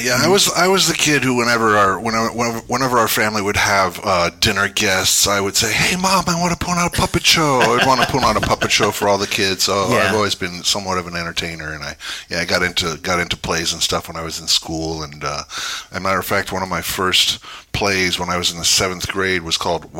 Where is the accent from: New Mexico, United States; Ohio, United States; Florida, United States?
Florida, United States; Fort Walton Beach; born there; now in California, United States; I was born in Florida, as a matter of fact.